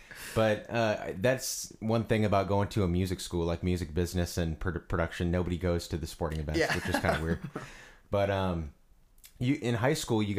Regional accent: Illinois, United States; I'm from Illinois

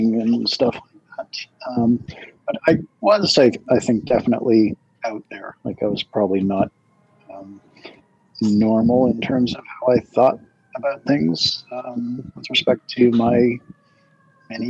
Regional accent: Toronto, Ontario, Canada; moved away; I grew up in Toronto, sort of the northern part of Toronto

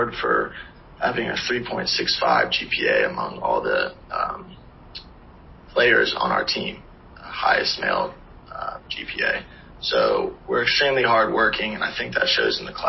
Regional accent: Charlotte, North Carolina, United States; born or raised there

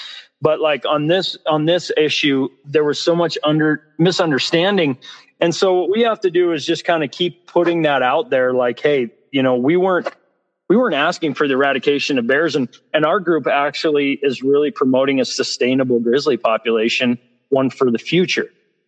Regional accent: Cody, Wyoming, United States; We've had just the other day near my hometown where I live in Cody, we had a sportsman had to shoot a grizzly bear.

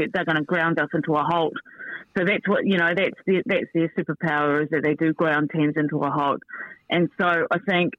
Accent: New Zealand; I'm a Kiwi

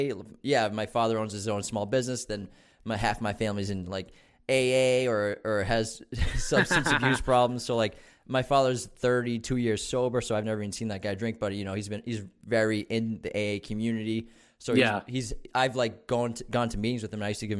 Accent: Malden, Massachusetts, United States; born there; So I was born in Malden, but my family's from Medford. So like the first place I ever lived was I was in Medford, but we moved when I was one.

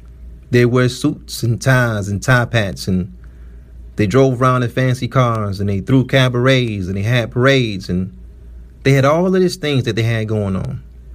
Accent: United States; We're Black Americans, we're from the States.

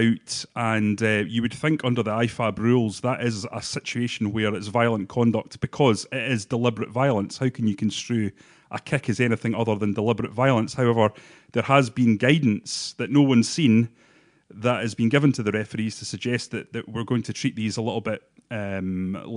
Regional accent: Bathgate, Scotland, United Kingdom; I'm from Bathgate

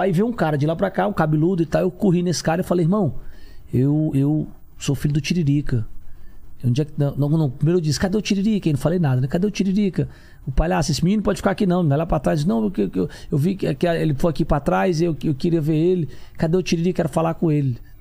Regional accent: Fortaleza, Ceará, Brazil; Eu, eu nasci em Fortaleza, Ceará

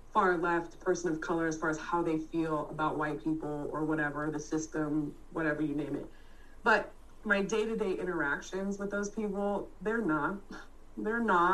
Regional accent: Bay Area, California, United States; moved away as an adult; also born or lived in North Carolina; I grew up in the Bay Area.

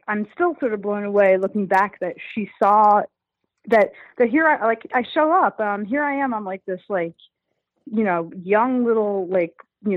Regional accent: New York City, New York, United States; I'm a Jew from Brooklyn

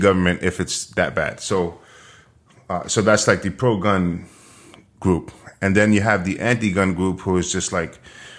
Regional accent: New York, United States; And growing up in New York, the only people who had guns here were the cops or criminals.

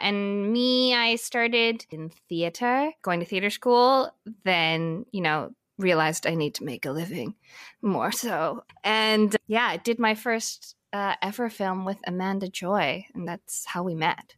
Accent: Vancouver, British Columbia, Canada; I grew up in Vancouver. That's where I did most of like my middle school, high school experience. I mean, I've I've, I've jumped all over the place before that, but I just say I'm from Vancouver

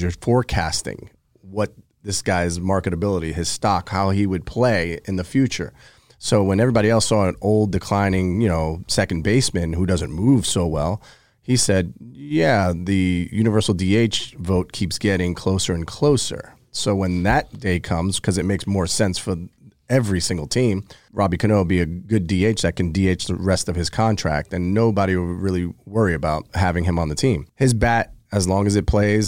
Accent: New York, United States; growing up in New York

